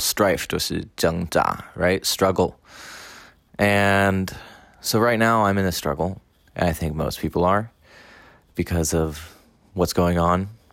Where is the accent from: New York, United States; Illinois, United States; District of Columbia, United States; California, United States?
District of Columbia, United States; Washington; now in Taiwan; I am from Washington, D.C., in the United States, and have been living in Taiwan for two and a half years.